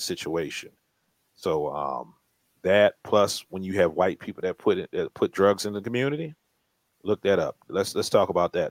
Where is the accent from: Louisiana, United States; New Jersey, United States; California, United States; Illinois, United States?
Louisiana, United States; New Orleans; we're from New Orleans